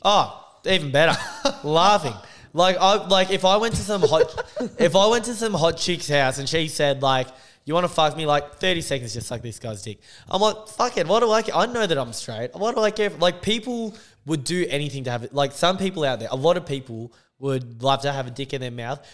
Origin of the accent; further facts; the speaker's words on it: Australia; I'm half Australian